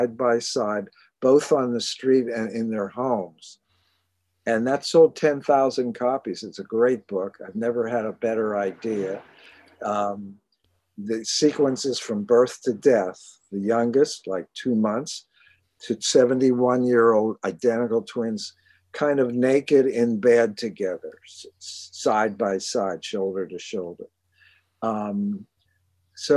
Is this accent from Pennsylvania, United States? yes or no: yes; Pittsburgh, Pennsylvania, United States; moved away as an adult; also born or lived in Germany; now in New York, United States; I'm from Pittsburgh. I went to Carnegie Mellon